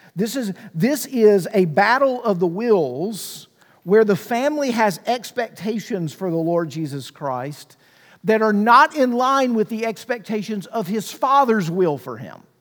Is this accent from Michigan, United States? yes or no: no; Mississippi, United States; I grew up in Mississippi